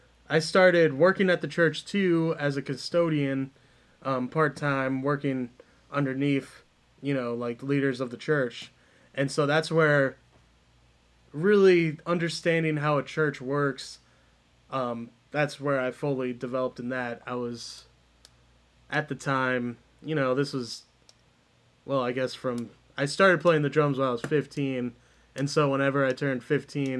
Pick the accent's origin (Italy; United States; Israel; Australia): United States; Iowa; we're both from Iowa